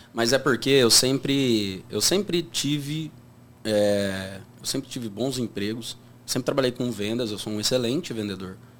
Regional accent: Uberlândia, Minas Gerais, Brazil; sou de Uberlândia

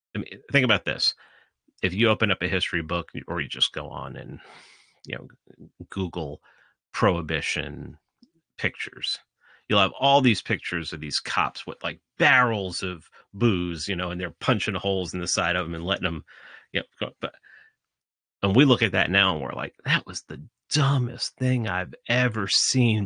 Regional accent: New York City, New York, United States; when I was growing up in the Bronx

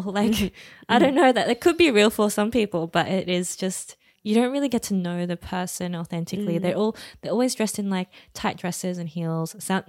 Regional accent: Australia; Oh, maybe because we're Asian Aussie.

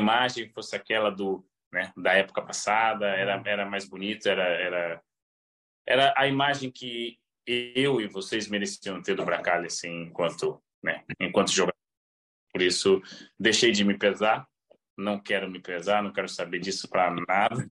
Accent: Belém, Pará, Brazil; now in Porto, Portugal; eu vivi boa parte da minha infância também em Belém, porque meu pai jogou no Remo

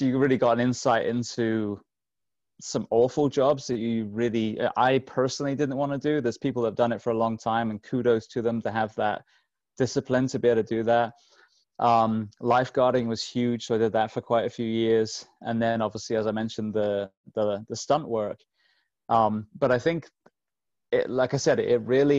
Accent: England, United Kingdom; I grew up in England

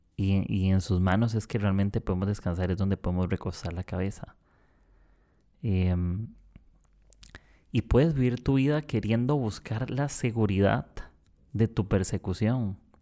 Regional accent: Costa Rica; moved away as an adult; now in Lima, Peru; Soy de Costa Rica, del país pura vida

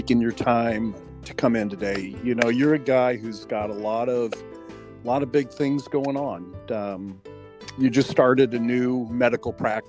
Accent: Missouri, United States; now in Arizona, United States; I mean, I came from Missouri to Arizona

